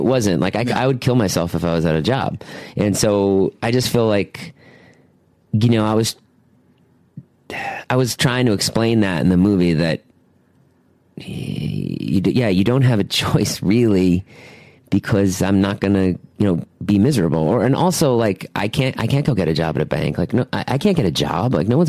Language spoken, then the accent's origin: English; Boston, Massachusetts, United States; Boston area? Yeah.